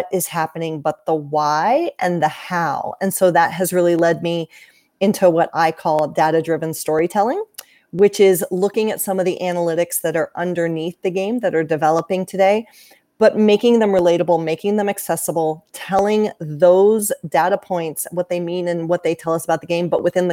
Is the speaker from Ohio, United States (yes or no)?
yes; Central Ohio, United States; also born or lived in Richmond, Virginia / Washington, District of Columbia, United States; now in Columbus, United States; I grew up in Central Ohio.